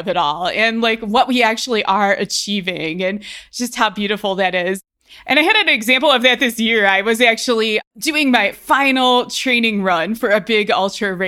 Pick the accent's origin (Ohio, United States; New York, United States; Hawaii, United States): Ohio, United States; now in Colorado, United States